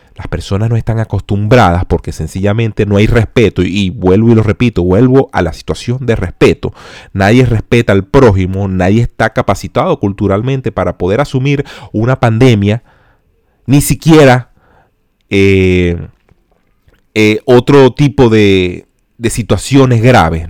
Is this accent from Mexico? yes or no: no; Venezuela; nosotros como venezolanos